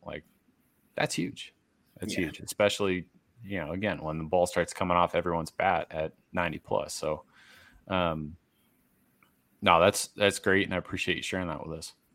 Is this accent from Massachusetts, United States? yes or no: yes; Massachusetts, United States; I'm from Massachusetts. I grew up a Red Sox fan